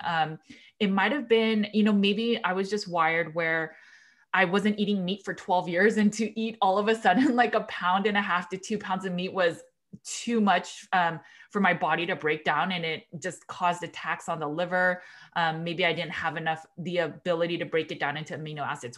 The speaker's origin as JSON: {"language": "English", "town": "Los Angeles", "region": "California", "country": "United States", "also_born_or_lived": "Berkeley, California", "said": "I am from Los Angeles, California, and then I went to, uh, University of California, Berkeley"}